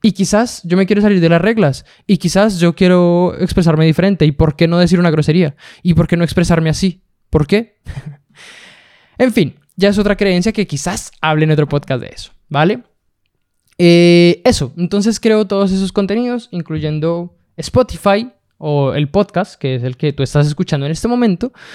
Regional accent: Bogotá, Colombia; now in Santiago, Chile; nací en Colombia, nací en Bogotá, Colombia.

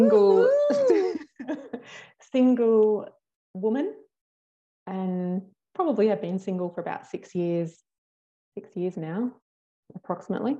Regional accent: Australia; accent: Australian; my accent apparently isn't as strong as some other accents that are a bit further down the bottom of Australia

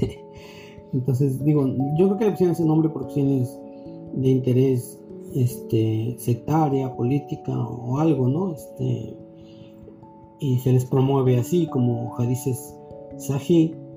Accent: Mexico; formarnos como, como musulmanes mexicanos

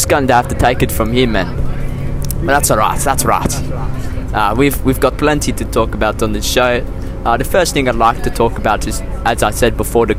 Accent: Cape Town, Western Cape, South Africa; also born or lived in Johannesburg; But, yeah, I was born in Johannesburg. And then when I was five years old, I moved to Cape Town.

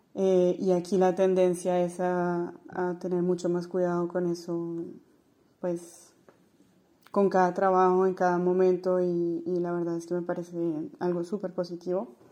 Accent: Colombia; moved away as an adult; also born or lived in Grenoble, France / Lyon, France; now in France; me considero todavía súper colombiana

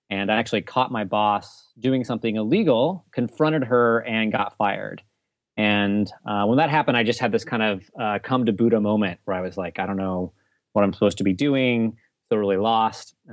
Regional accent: Nashville, Tennessee, United States; also born or lived in Germany; I was born in Germany. I grew up. Uh, my dad was in the Air Force, and um, I mostly spent most of my time growing up in Nashville, Tennessee.

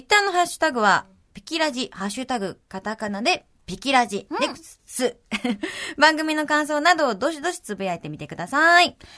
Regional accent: Hyogo, Japan; 関西人。兵庫県出身

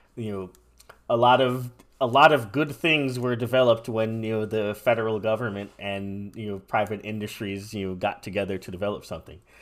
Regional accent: United States; I'm, I'm an American

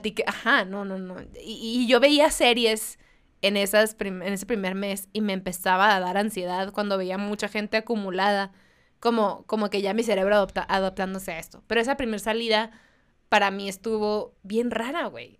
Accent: Mexicali, Baja California, Mexico; moved away; yo soy de Mexicali, entonces me fui

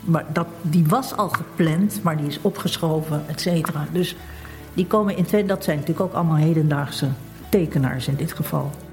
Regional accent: Rotterdam, South Holland, Netherlands; ik ben geboren in Rotterdam.

